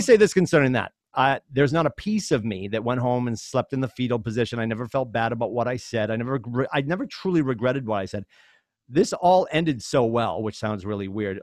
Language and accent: English; Chelmsford, Massachusetts, United States; I grew up in Chelmsford, Mass.